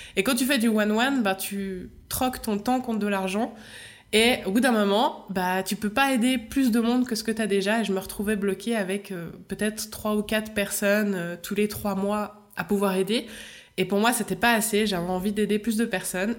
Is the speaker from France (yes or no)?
no; Switzerland; accent: Swiss; je suis suisse